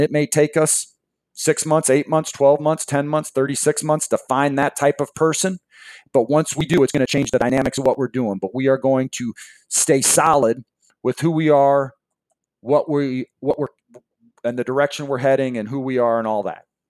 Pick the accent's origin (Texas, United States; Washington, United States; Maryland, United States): Washington, United States; Seattle; I grew up in Seattle